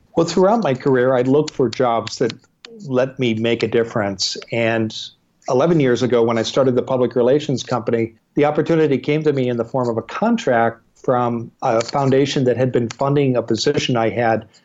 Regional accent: eastern Iowa, United States; moved away as an adult; now in Portland, United States; I grew up in the Midwest in eastern Iowa

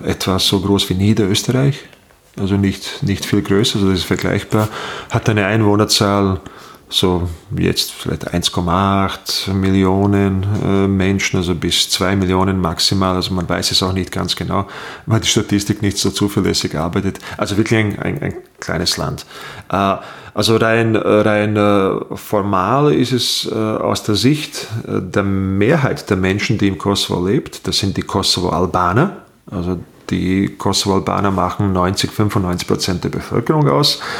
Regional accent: Bosnia & Herzegovina; now in Austria; Äh, ich komme aus Bosnien, äh, bin, äh, bin 93 äh, vor langer, langer Zeit nach Österreich gekommen. Als Kriegsflüchtling war dann zeitlang in Treskirchen und bin dann ins Burgenland

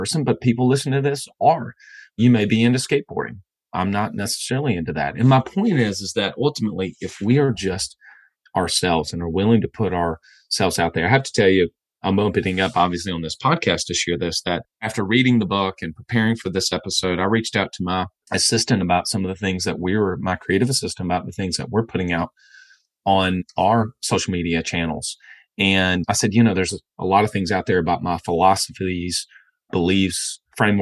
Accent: the South, United States; where I grew up in the South, college football is a big part of my life

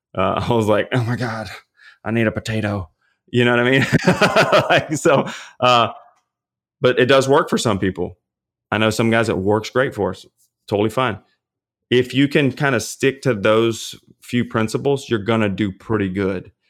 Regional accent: Louisiana, United States; I'm from Louisiana.

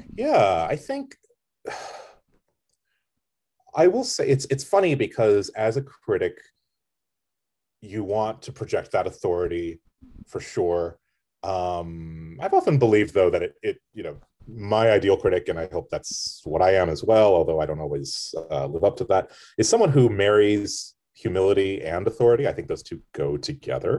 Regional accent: United States; as an American critic

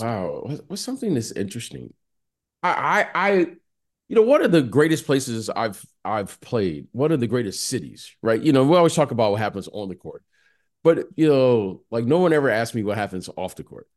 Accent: Detroit, Michigan, United States; moved away; also born or lived in Iowa / San Francisco / Chicago; I grew up in Detroit

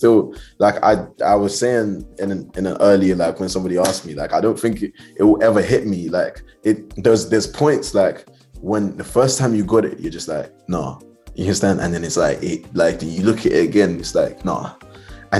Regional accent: Southampton, South East England, United Kingdom; I grew up in Southampton.

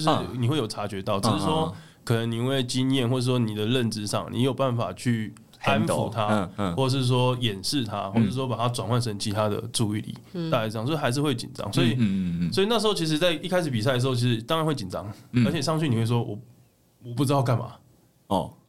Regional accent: southern Taiwan, Taiwan; 我们算是南部的，我是台湾人嘛

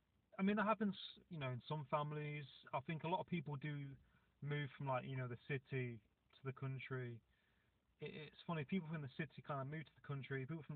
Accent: Nottingham, East Midlands, United Kingdom; now in Cornwall, United Kingdom; I'm from Nottingham originally, which is quite a big city. It's in part of the East Midlands, near like Birmingham and Leicester and places like that.

